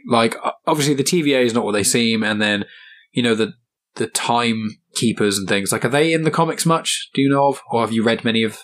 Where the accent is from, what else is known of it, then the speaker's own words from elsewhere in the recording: England, United Kingdom; I'm just English